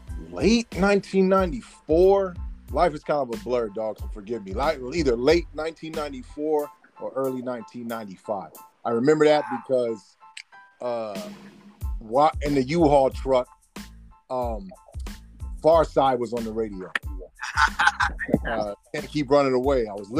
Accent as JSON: {"language": "English", "town": "Sacramento", "region": "California", "country": "United States", "tie": "born or raised there", "also_born_or_lived": "Tulare / Oxford", "said": "I was born in Tulare, California, raised in Sacramento, California, grew up in South Central California, and basically became a young kid in Oxford."}